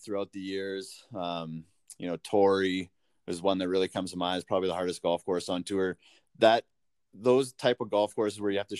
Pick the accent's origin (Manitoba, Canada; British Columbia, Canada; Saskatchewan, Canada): Saskatchewan, Canada; Weyburn; I love Weyburn. It's my hometown and always will be.